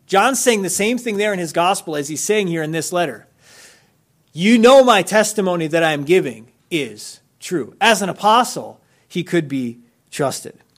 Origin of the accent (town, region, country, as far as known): United States